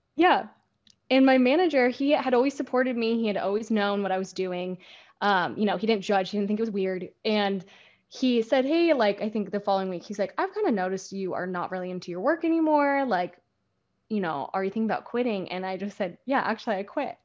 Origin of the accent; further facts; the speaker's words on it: Seattle, Washington, United States; moved away as an adult; now in Huntington Beach, United States; growing up in Seattle, you're still by the Puget Sound